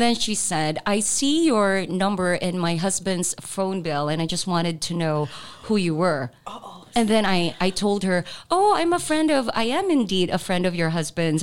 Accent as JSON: {"language": "English", "town": "Zamboanga City", "region": "Zamboanga Peninsula", "country": "Philippines", "moved": "yes", "said": "I'm from mm-hmm. Zamboanga too. So mm-hmm. we would speak in Chavacano"}